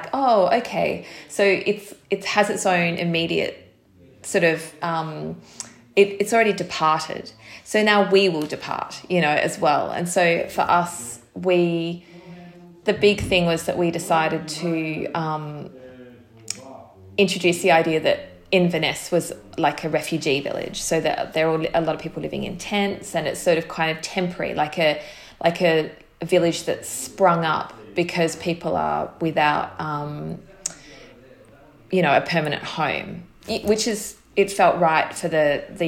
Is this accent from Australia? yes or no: yes; Australia; moved away as an adult; now in United Kingdom; as an Australian who had not really spent much time in this country